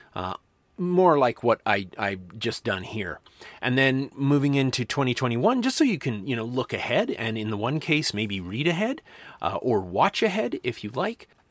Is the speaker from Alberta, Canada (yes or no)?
yes; Medicine Hat, Alberta, Canada; I grew up in Medicine Hat, Alberta, which was at one point the video capital of Canada.